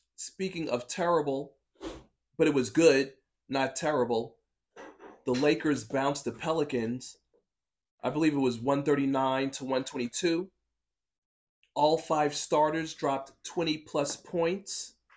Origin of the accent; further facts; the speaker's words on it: New York, United States; As a New Yorker